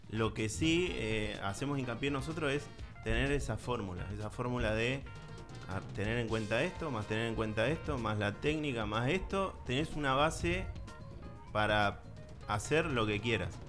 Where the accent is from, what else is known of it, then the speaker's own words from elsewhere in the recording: Buenos Aires, Argentina; moved away; yo ah. soy de Capital, pero no de Edo.